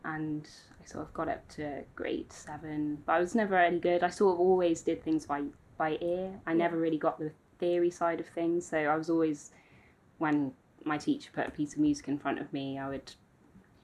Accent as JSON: {"language": "English", "town": "Aberaeron", "region": "Wales", "country": "United Kingdom", "tie": "born or raised there", "also_born_or_lived": "Oxford", "said": "I was actually born in Oxford, but I moved over to Wales when I was 3 with my family to the west coast."}